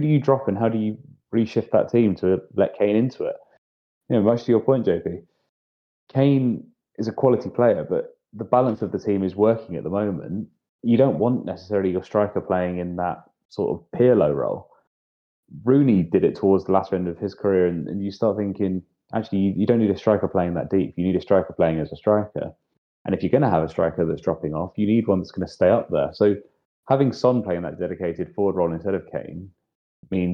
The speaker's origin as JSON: {"language": "English", "region": "England", "country": "United Kingdom", "said": "As an Englishman"}